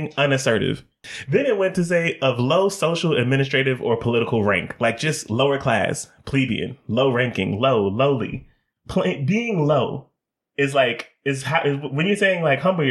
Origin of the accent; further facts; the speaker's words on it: Atlanta, Georgia, United States; we're from East Atlanta